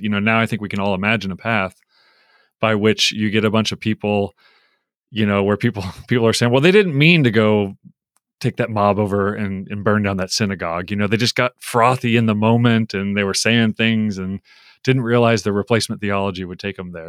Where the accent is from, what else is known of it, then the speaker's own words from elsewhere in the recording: United States; I grew up in America. I've been here forty-seven years, um, for most of my forty-seven years